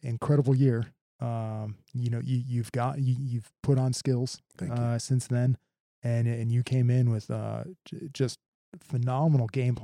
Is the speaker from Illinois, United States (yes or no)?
no; Milwaukee, Wisconsin, United States; moved away as an adult; also born or lived in Minneapolis; I grew up in Milwaukee